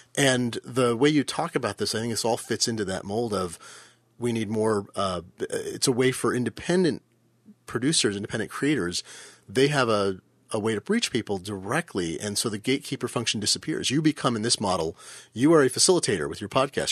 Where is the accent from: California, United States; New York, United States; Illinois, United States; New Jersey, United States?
California, United States; Fremont; I grew up in Fremont, California. I lived there when I was a small child.